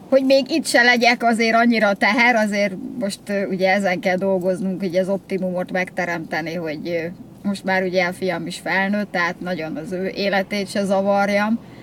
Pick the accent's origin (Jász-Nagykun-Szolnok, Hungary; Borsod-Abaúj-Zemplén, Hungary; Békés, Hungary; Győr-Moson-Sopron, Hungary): Győr-Moson-Sopron, Hungary; Győr; born or raised there; moved away as an adult; now in Budapest, Hungary